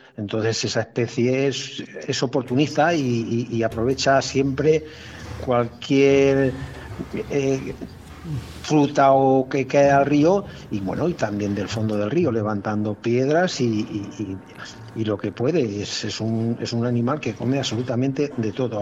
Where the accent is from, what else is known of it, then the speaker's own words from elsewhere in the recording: province of Cuenca, Castilla-La Mancha, Spain; mi tierra, en, la provincia de Cuenca